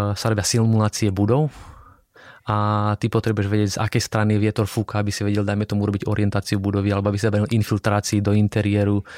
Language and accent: Slovak; Slovakia; moved away as an adult; also born or lived in Strasbourg, France; now in Prague, Czech Republic; doma na Slovensku